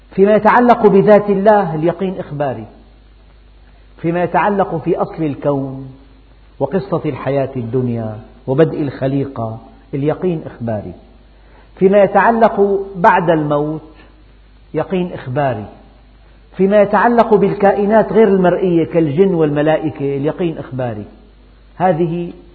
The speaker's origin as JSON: {"language": "Arabic", "country": "Syria", "said": "عندنا في الشام"}